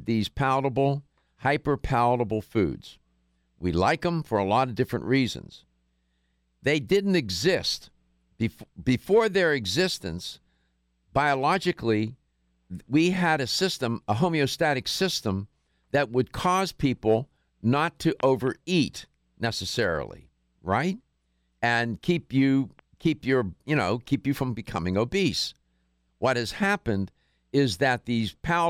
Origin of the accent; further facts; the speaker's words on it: Pittsburgh, Pennsylvania, United States; I was born and raised in Pittsburgh.